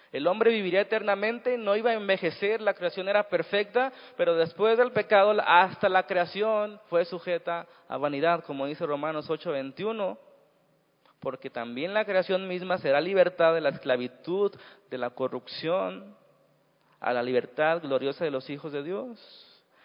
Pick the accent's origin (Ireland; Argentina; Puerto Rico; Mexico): Mexico; Así somos los mexicanos